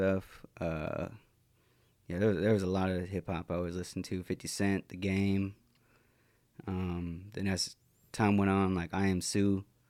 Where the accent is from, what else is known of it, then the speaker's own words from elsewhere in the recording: Nooksack, Washington, United States; also born or lived in Lummi; from Nooksack and part Lummi